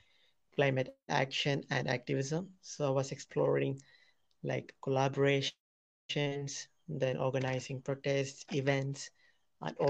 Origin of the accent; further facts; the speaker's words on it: Kerala, India; also born or lived in New Delhi; I am from Kerala, India.